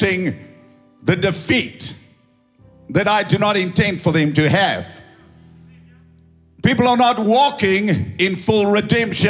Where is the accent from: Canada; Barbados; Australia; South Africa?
South Africa; English is a second language; I'm an Afrikaner doing my best to speak English